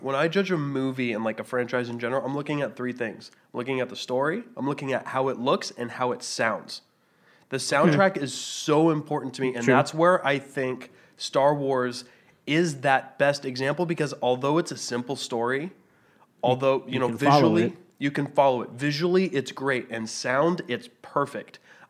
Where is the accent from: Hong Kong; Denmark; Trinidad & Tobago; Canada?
Canada; I'm Canadian.